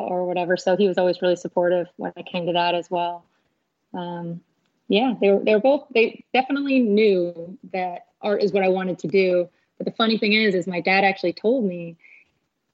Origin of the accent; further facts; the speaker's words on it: Chicago, Illinois, United States; also born or lived in Arkansas; now in San Diego, United States; I'm originally from Chicago, Illinois